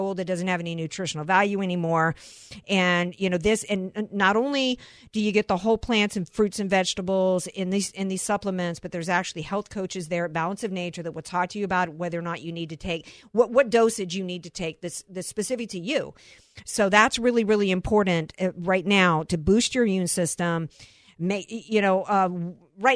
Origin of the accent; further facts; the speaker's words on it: Deep South, United States; now in San Diego County, United States; I grew up in the Deep South